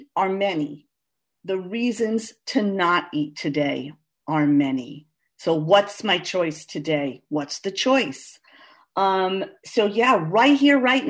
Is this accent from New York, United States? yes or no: yes; New York City, New York, United States; I'm from Queens, New York. Born and bred